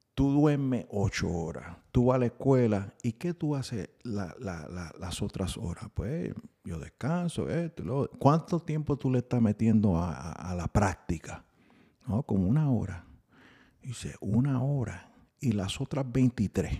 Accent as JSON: {"language": "Spanish", "region": "New York", "country": "United States", "tie": "born or raised there", "said": "Yo soy nacido y criado en Nueva York"}